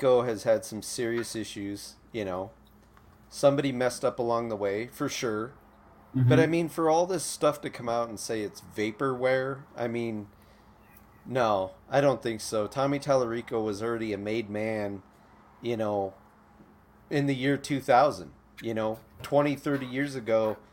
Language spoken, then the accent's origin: English; Midwest, United States; I grew up in the Midwest